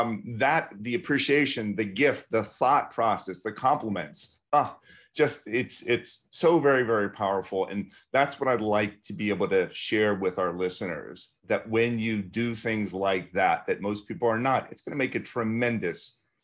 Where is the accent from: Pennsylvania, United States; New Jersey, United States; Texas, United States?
Pennsylvania, United States; Pittsburgh; I keep on getting calls from XYZ Limited Service Hotel in Pittsburgh, and I'm from Pittsburgh.